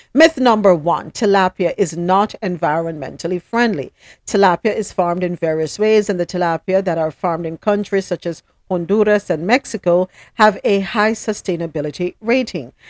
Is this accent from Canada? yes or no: no; Jamaica; I, am from Jamaica